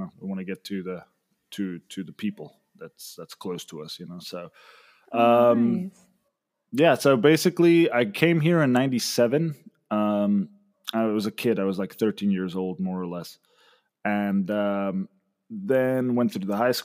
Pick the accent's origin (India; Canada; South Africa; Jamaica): South Africa; also born or lived in Mexico City, Mexico / Sayulita, Mexico; now in Monterrey, Mexico; I'm originally from South Africa, but I'm currently living in Mexico